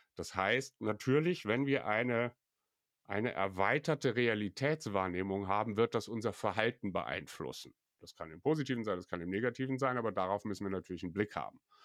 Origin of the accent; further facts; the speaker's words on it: Belgium; hier bei uns in Belgien